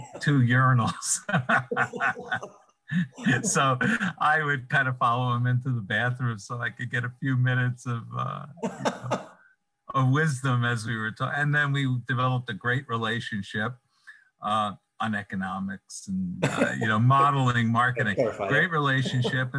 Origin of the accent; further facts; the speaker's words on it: New York City, New York, United States; moved away; I'm from Brooklyn, even though I don't live in Brooklyn